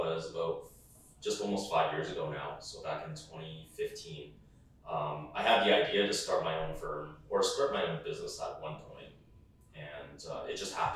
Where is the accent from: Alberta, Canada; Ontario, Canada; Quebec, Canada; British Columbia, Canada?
Alberta, Canada; Calgary; also born or lived in Indonesia; I was raised here in Calgary